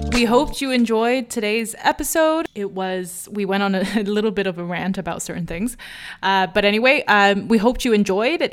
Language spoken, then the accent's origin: English; United States; as an American